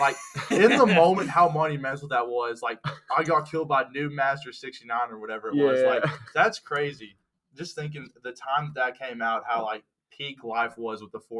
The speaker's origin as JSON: {"language": "English", "town": "Carbondale", "region": "Illinois", "country": "United States", "tie": "born or raised there", "also_born_or_lived": "Texas", "said": "So I'm from Carbondale, born in Carbondale. We moved to Texas"}